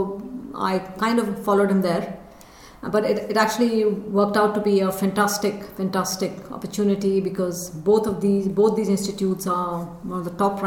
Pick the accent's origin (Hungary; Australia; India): India; moved away as an adult; also born or lived in United Kingdom; when I was growing up in India